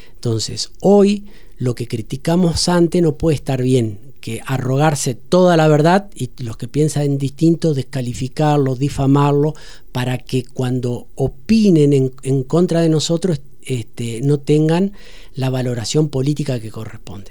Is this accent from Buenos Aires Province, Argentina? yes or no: no; Entre Ríos, Argentina; como entrerriano, como argentino